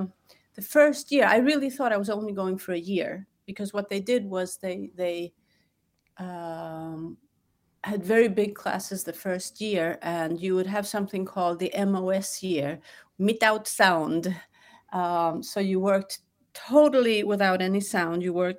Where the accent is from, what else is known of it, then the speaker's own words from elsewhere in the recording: Sweden; also born or lived in New York / Washington, D.C.; Originally, I'm from New York. My father was a Globetrotter, so we moved a lot. And then I ended up in Sweden for my formative years, I would say. I moved back to Washington, D.C. when I was 16.